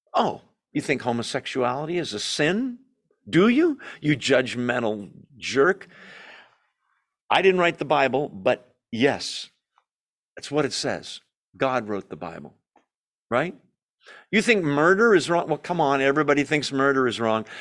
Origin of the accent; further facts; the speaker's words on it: United States; we as American Christians